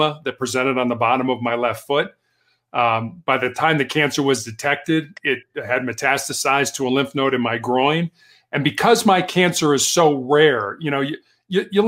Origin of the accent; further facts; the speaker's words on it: Chicago, Illinois, United States; moved away as an adult; also born or lived in Charleston, South Carolina / Santa Barbara, California; I was born and raised in Chicago